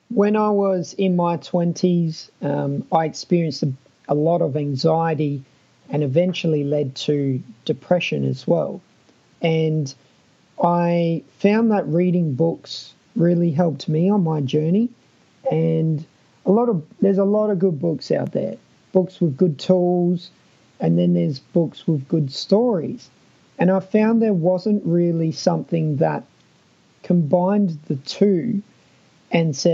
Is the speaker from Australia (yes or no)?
yes; Adelaide, South Australia, Australia; I'm Australian, but uh, I'm from Adelaide, which often people think our accent is a bit weird.